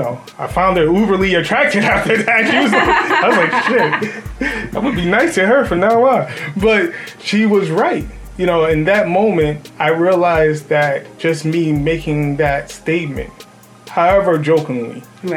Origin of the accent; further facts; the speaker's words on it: Ireland; I'm from Ireland.